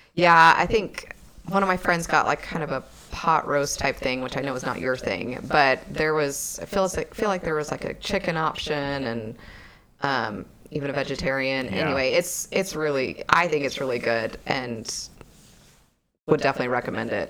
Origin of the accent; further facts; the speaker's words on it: Texas, United States; we're from Texas